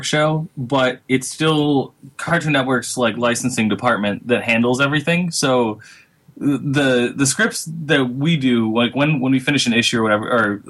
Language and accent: English; Michigan, United States; moved away; I'm from Michigan